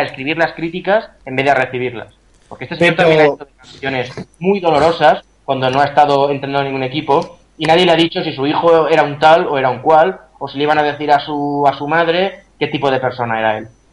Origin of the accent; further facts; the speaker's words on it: Valencian Community, Spain; el Levante es el club de mi tierra